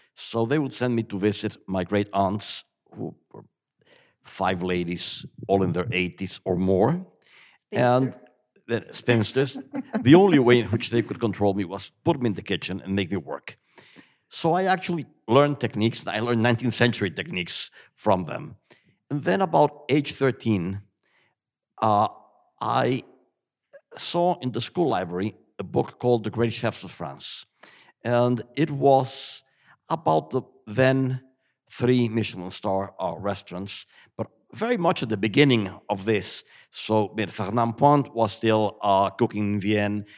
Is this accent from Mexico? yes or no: yes; Mexico City, Mexico; moved away as an adult; now in Ireland; I grew up in Mexico, but eating uh, Wiener Schnitzel and Tafelspitz